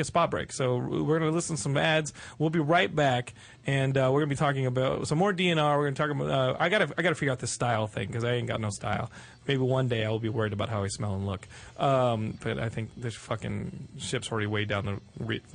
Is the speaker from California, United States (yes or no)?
no; Texas, United States; I grew up in Texas